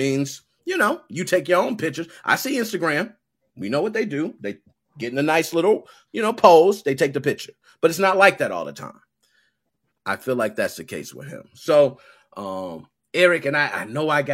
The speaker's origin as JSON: {"language": "English", "town": "Chicago", "region": "Illinois", "country": "United States", "tie": "born or raised there", "said": "I was born and raised in Southside Chicago"}